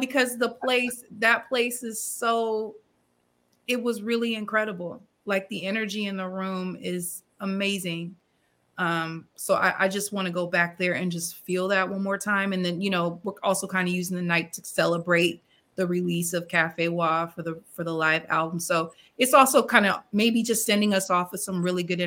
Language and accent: English; Peoria, Illinois, United States; my hometown of Peoria, Illinois